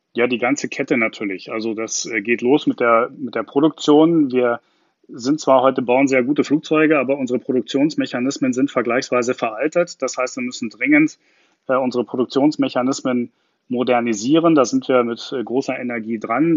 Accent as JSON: {"language": "German", "town": "Garmisch-Partenkirchen", "region": "Bavaria", "country": "Germany", "tie": "born or raised there", "moved": "yes", "lives_now": "Berlin, Germany", "said": "als gebürtiger Garmischer"}